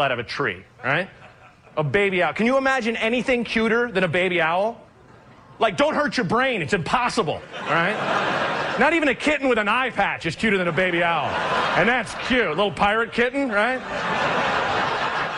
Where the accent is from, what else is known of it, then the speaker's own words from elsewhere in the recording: Oregon, United States; I'm from Oregon